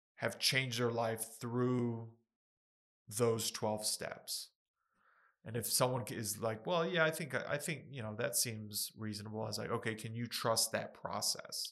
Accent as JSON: {"language": "English", "town": "Ruidoso", "region": "New Mexico", "country": "United States", "tie": "born or raised there", "said": "I was born in Ruidoso"}